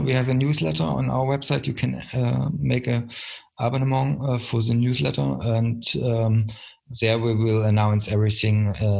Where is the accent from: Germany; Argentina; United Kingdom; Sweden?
Germany; East Germany; English is a second language; I mean, I come from the East, East Germany, so I recognized 40 years, I lived 14 years in the dictatorship, GDR